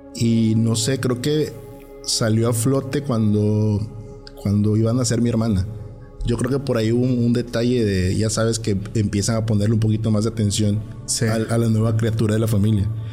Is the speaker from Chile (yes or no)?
no; Tierra Blanca, Veracruz, Mexico; now in Tuxtepec, Mexico; nosotros crecimos en Tierra Blanca